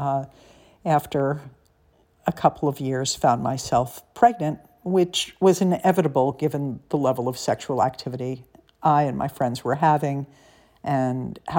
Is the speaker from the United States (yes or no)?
yes; United States; also born or lived in New York City, New York / Los Angeles, California; I grew up in New York City and in Los Angeles on the Upper West Side in one and on the West Side of LA in the other